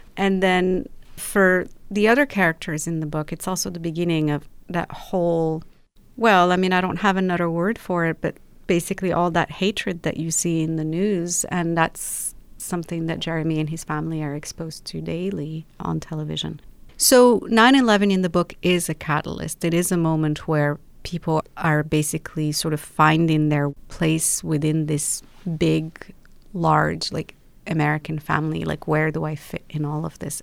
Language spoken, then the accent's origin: English; Rabat, Rabat-Salé-Kénitra, Morocco; moved away as an adult; also born or lived in London; now in Los Angeles, United States; I was born and raised in Morocco and lived in the same house my entire life.